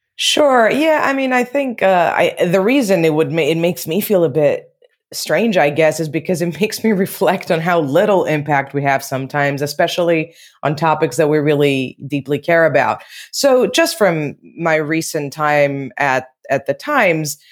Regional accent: Athens, Attica, Greece; moved away as an adult; also born or lived in United Kingdom; now in Brussels, Belgium; So I was born in Greece and I was raised in Athens

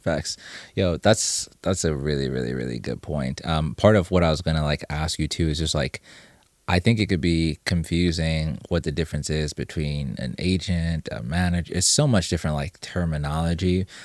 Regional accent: Zimbabwe; moved away; I'm originally from Zimbabwe

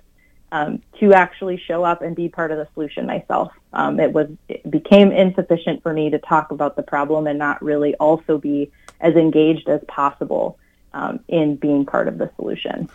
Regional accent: Wisconsin, United States; now in Minnesota, United States; I grew up in Wisconsin. I'm a good Midwesterner

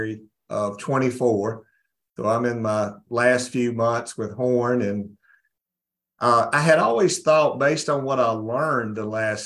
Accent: North Mississippi, United States; I was raised in North Mississippi

